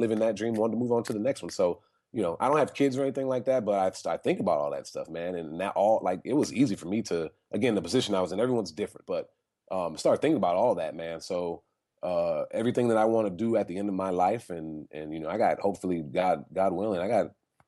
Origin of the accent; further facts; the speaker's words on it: California, United States; I'm from California. We have a lot of earthquakes